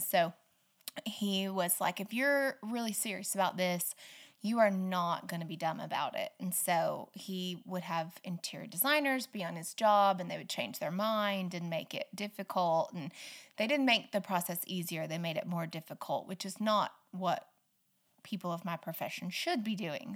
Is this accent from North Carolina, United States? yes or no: no; Stafford, Oklahoma, United States; also born or lived in Butler, Oklahoma / Arapaho, Oklahoma; I grew up in Western Oklahoma, um, a little little tiny town called Stafford